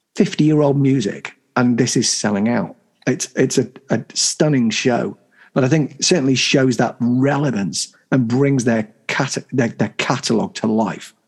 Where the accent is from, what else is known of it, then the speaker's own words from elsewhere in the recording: the North of England, United Kingdom; I'm a I'm a Northern. I'm proud of where I came from